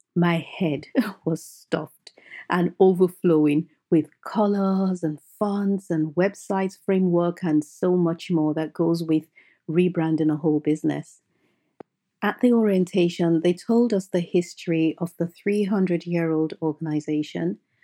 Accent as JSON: {"language": "English", "country": "Nigeria", "tie": "born or raised there", "said": "I grew up in Nigeria, and I had a happy, picture-perfect childhood"}